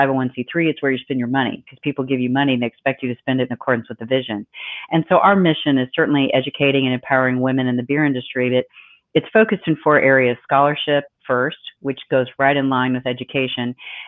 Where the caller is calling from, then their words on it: Arizona, United States; I'm calling in from Arizona, as is Sue.